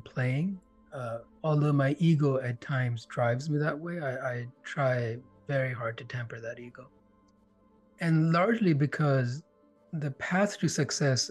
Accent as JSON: {"language": "English", "country": "India", "tie": "born or raised there", "moved": "yes", "lives_now": "Canada", "said": "I grew up in India. And I remember when we moved here, the four of us left, and here being Canada"}